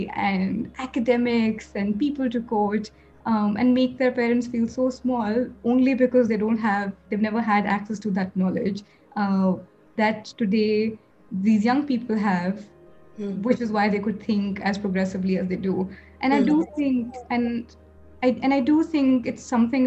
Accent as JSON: {"language": "English", "region": "Punjab", "country": "India", "said": "I'm from Punjab"}